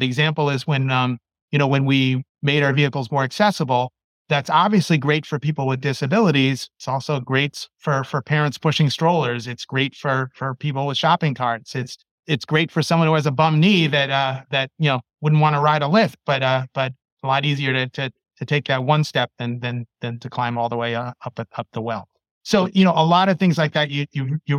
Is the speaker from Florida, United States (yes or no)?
no; New York City, New York, United States; moved away; I grew up in New York City